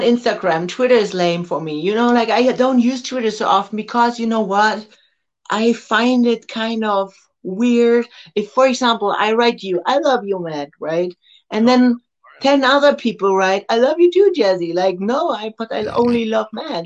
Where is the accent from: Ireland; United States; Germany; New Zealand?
Germany; Switzerland, which is next to Germany and only one hour from my hometown